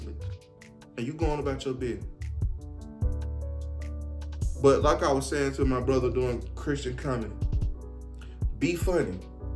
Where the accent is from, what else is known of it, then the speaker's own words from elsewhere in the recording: Atlanta, Georgia, United States; I'm from Atlanta